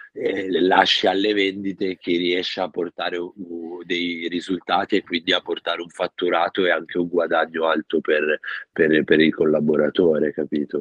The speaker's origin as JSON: {"language": "Italian", "town": "Milan", "region": "Lombardy", "country": "Italy", "also_born_or_lived": "Rome", "moved": "as an adult", "said": "Io son di Milano, ho vissuto quattordici anni a Roma, ora sono ritornato a Milano"}